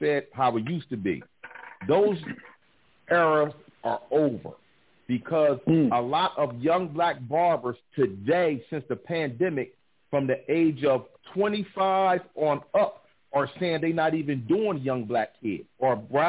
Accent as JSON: {"language": "English", "town": "Wilmington", "region": "Delaware", "country": "United States", "said": "I'm from Wilmington, Delaware"}